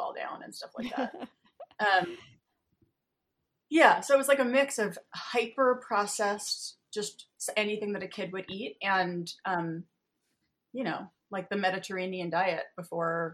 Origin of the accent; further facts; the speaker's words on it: Westchester, New York, United States; now in Hudson, United States; I grew up in Westchester, New York, which is about an hour and a half south of where I live now.